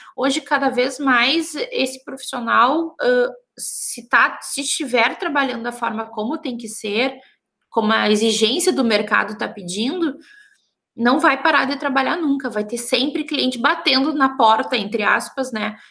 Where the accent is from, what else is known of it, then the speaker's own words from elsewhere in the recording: Santa Maria, Rio Grande do Sul, Brazil; eu sou de Santa Maria, né? Interior, bem no meio do Rio Grande do Sul